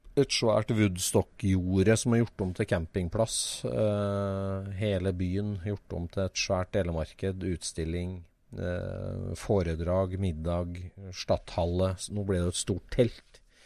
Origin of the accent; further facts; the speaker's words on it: Norway; vi er nordmenn